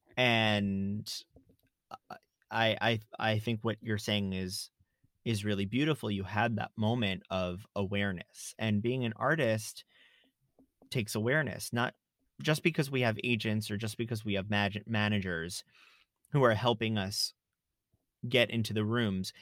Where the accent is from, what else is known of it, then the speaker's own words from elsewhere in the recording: South Florida, United States; moved away; I grew up in South Florida